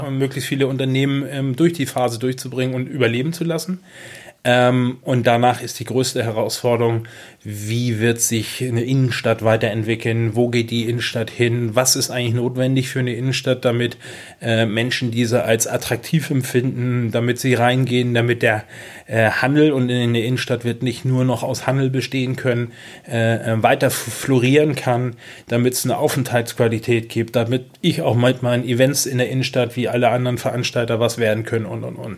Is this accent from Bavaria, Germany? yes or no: no; Kropp, Schleswig-Holstein, Germany; Ich bin in Kropp aufgewachsen